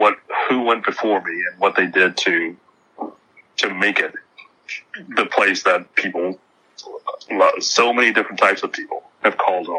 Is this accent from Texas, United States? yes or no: yes; Texas, United States; a lot of people had stereotypes of Texas, and they would say, well, why are you so proud of being a Texan?